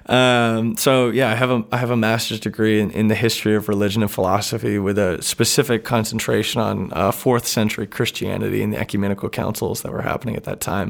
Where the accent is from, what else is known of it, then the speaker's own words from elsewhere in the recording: Dublin, New Hampshire, United States; I grew up in Dublin going to the Toadstool in Peterborough